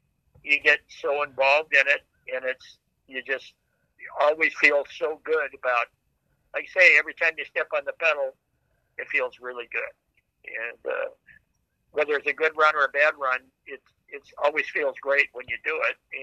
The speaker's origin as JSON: {"language": "English", "town": "Fargo", "region": "North Dakota", "country": "United States", "tie": "born or raised there", "moved": "yes", "said": "I grew up in Fargo, North Dakota"}